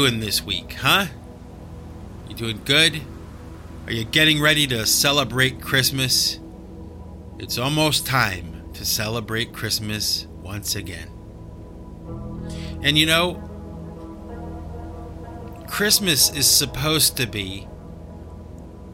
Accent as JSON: {"language": "English", "country": "United States", "said": "I'm from America, and I speak English"}